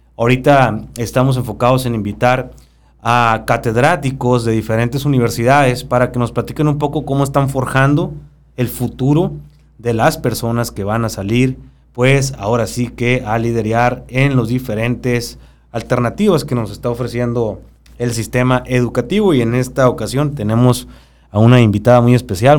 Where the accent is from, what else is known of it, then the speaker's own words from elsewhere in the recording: Babiácora, Sonora, Mexico; yo vengo de Babiácora